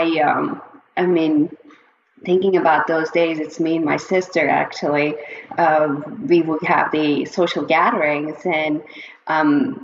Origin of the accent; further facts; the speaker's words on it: Çivril, Denizli, Turkey; moved away; the part of the town that I grew up in Turkey is Denizli Çivril.